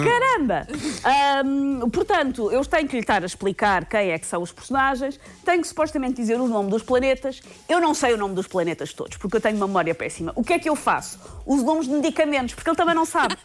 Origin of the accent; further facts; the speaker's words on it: Mem Martins, Lisbon, Portugal; Na minha terra natal, em mesmo Martins